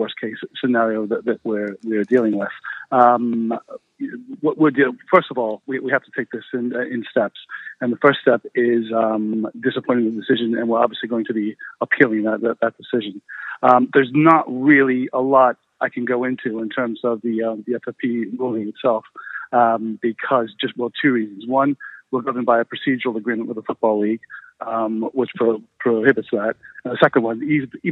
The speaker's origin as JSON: {"language": "English", "country": "United States", "moved": "as an adult", "lives_now": "United Kingdom", "said": "being an American"}